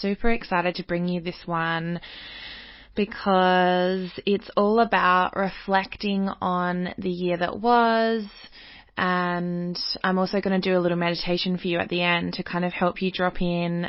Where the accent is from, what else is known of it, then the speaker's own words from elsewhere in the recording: Australia; I live in Australia, I grew up in Australian society